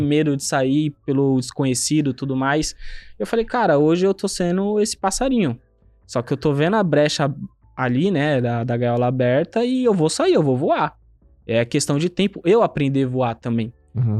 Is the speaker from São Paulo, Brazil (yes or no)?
yes; São Paulo, Brazil; nasci no João 23, aqui na Zona Oeste de São Paulo